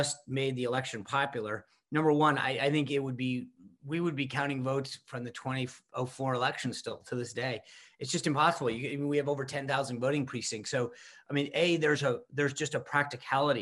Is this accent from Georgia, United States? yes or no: no; Rhode Island, United States; I grew up in Rhode Island